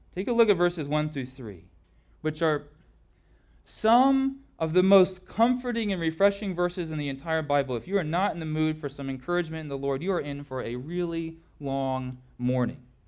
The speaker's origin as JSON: {"language": "English", "region": "Southern California", "country": "United States", "tie": "born or raised there", "said": "growing up in Southern California"}